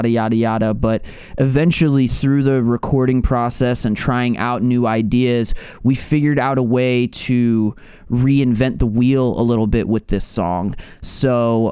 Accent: United States; also born or lived in New York; now in Philadelphia, United States; growing up in New York and Philly

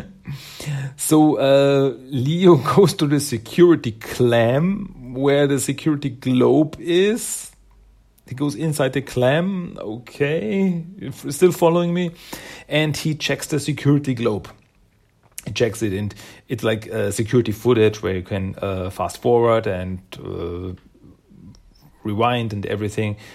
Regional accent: Austria; English is a second language; I'm from Austria, in Europe

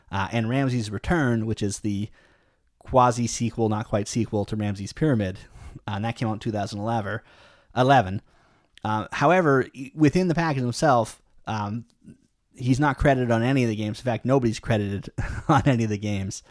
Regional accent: Canada; you and me, we're Canadian

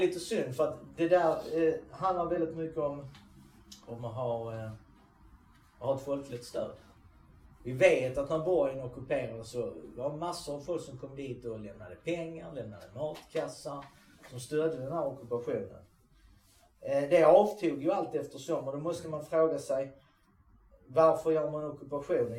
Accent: Sweden; vi som är svenskar

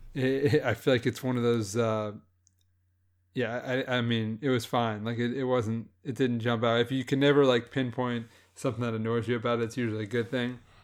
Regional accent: Louisiana, United States; I grew up in Louisiana

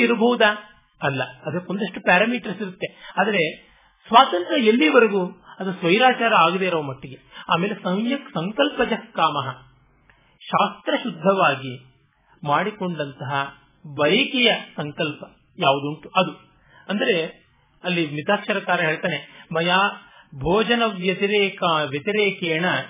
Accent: Kannadiga, Karnataka, India; ನಾವು ಕನ್ನಡಿಗರೆಲ್ಲ

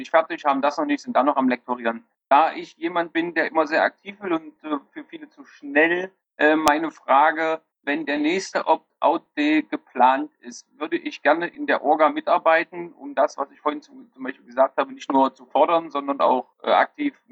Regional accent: Halle, Saxony-Anhalt, Germany; oder ich komme aus Halle, Sachsen-Anhalt, ganz klassisches, ähm, schwieriges Land zurzeit

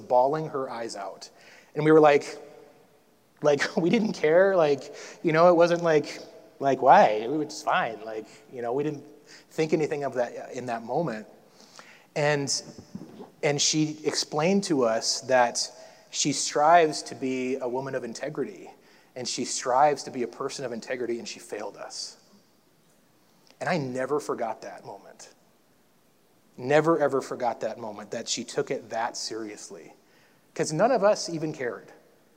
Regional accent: North Dakota, United States; when I grew up in North Dakota

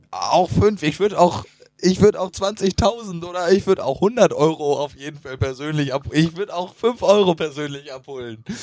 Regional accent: Northern Germany, Germany; als Norddeutscher

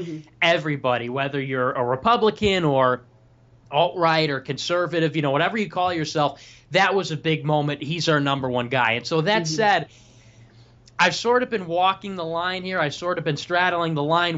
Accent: Chicago, Illinois, United States; I'm from Chicago, Illinois

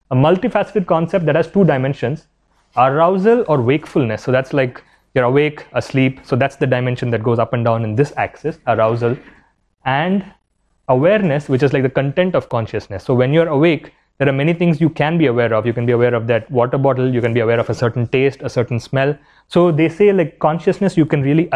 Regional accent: India; as an Indian

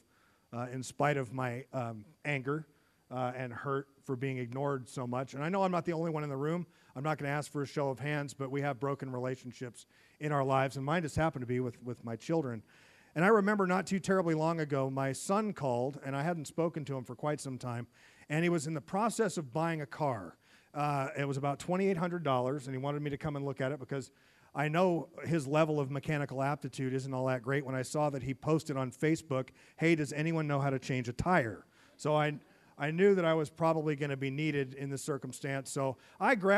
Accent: United States; I'm from the United States

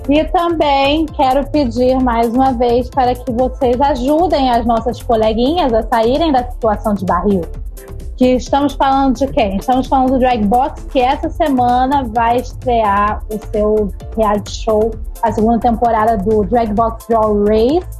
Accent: Rio de Janeiro, Brazil; eu sou do Rio de Janeiro. Alô, representação de. … representando sempre

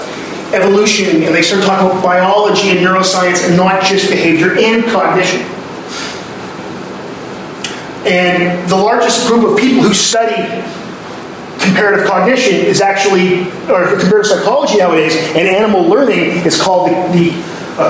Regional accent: Canada; I'm Canadian

